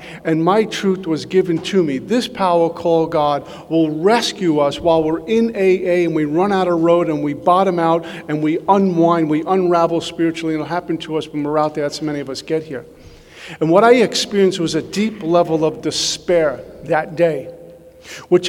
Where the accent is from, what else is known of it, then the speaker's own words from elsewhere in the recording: New York City, New York, United States; now in Boca Raton, United States; I'm from Brooklyn, New York